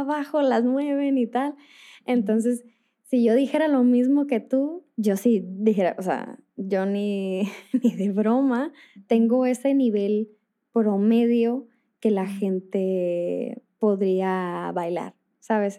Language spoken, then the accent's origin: Spanish; northern Mexico, Mexico; yo soy del, norte de México